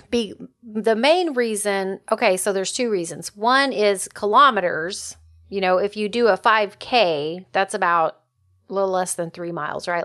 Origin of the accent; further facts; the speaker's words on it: United States; as an American